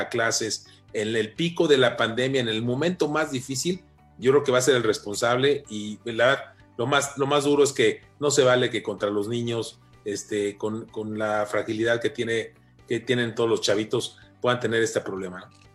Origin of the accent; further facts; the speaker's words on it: Mexico; como mexicano